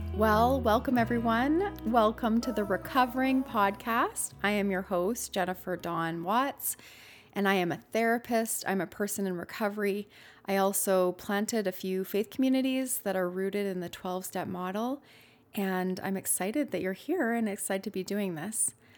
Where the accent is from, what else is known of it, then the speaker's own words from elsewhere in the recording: Canada; I'm Canadian